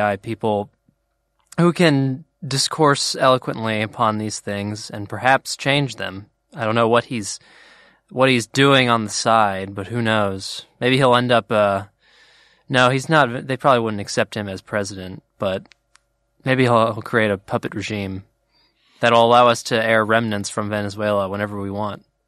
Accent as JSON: {"language": "English", "country": "United States", "said": "we Americans"}